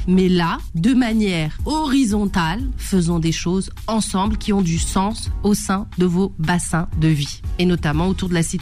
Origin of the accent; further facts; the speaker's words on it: France; Aujourd'hui, on vit en France. On est français on a des enfants